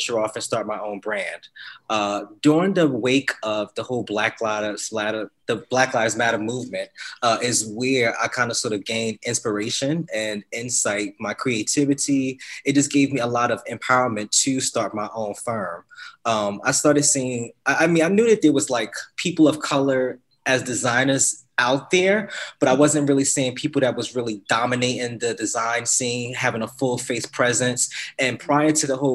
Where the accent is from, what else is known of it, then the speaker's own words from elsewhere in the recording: Newark, New Jersey, United States; born and raised in Newark, New Jersey.